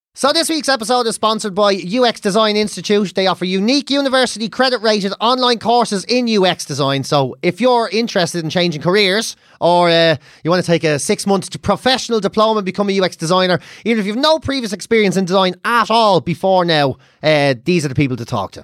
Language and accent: English; Ireland; growing up being Irish